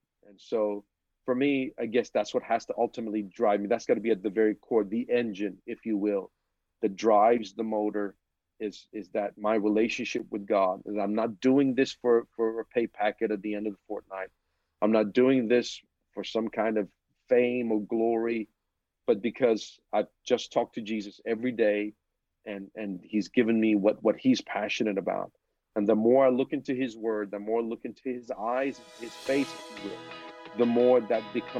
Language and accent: English; Philippines; born there; I was born in the Philippines. My biological parents are obviously Filipino. Back in the 70s, I was born in.